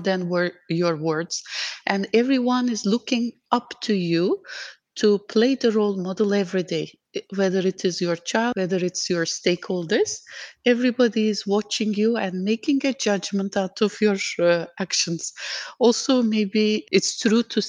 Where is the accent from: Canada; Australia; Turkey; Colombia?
Turkey; moved away as an adult; now in Dubai, United Arab Emirates